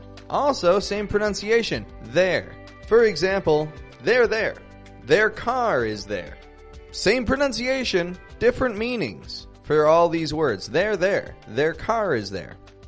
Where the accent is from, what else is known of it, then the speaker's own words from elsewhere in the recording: Toronto, Ontario, Canada; I'm from Toronto, Canada, and I want to teach you things.